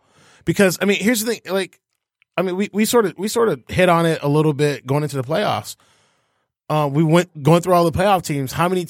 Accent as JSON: {"language": "English", "country": "United States", "said": "I'm a front runner because I'm American."}